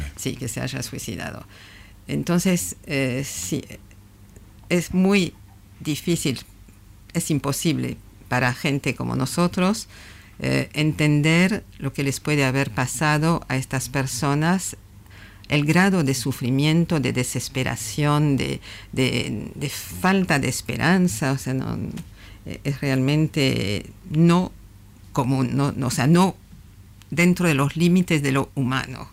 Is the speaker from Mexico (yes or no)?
no; France; yo soy francesa